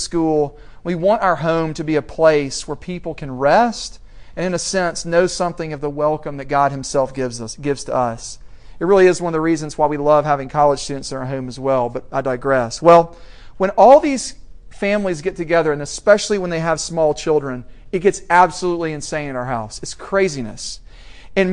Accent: Middle Tennessee, United States; moved away; I'm from Middle Tennessee. When I go back there, I love it.

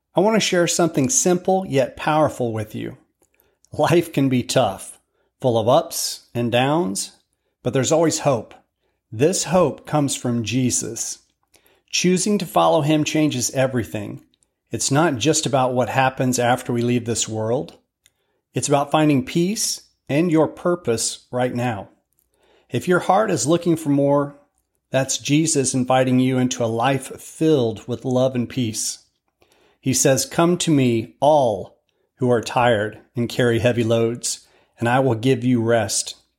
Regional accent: United States; I'm proud to be an American

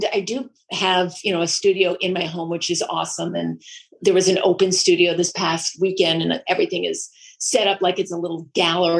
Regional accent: Vermont, United States; moved away; also born or lived in La Jolla, California; I grew up in Vermont, and then I moved to La Jolla, California.

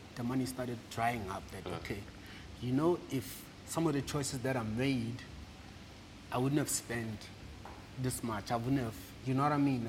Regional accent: Rustenburg, North West, South Africa; moved away; also born or lived in Mafula, Delareyville / Johannesburg / Klerksdorp; we moved to uh, Rustenburg

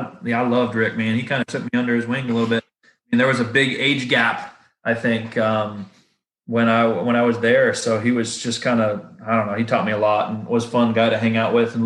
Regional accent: the South, United States; Because obviously growing up in the South is all flatland around here.

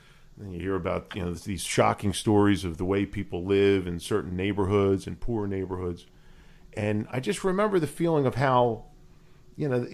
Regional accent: Philadelphia, Pennsylvania, United States; I grew up in Northeast Philadelphia with a lot of these Philadelphia cops that you see on TV, went to high school with a bunch of them at Archbishop Ryan

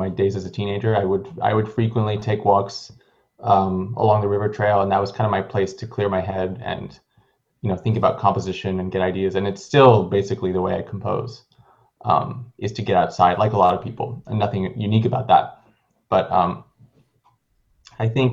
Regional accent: California, United States; I am originally from California.

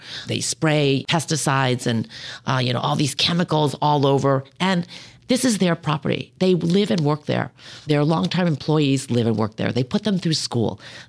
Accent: San Francisco, California, United States; You know, I'm a woman. I know I'm a Democrat from San Francisco, but this whole room is full of men.

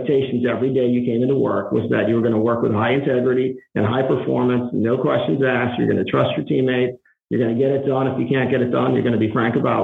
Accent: Providence, Rhode Island, United States; I grew up in Providence, Rhode Island

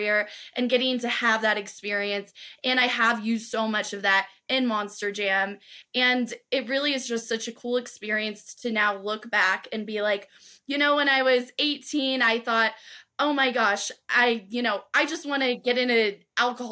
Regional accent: Southern California, United States; where I grew up in Southern California

